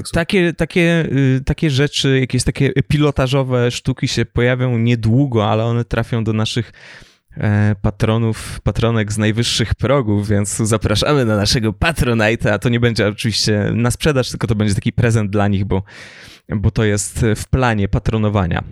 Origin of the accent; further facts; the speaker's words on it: Lower Silesian Voivodeship, Poland; ja jestem z Dolnego Śląska i moi najbliżsi mieszkają we Wrocławiu